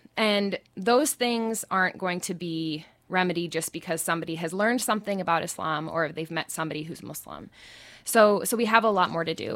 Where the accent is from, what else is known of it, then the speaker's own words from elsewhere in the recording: Indianapolis, Indiana, United States; I grew up in Indianapolis, which is the, the capital city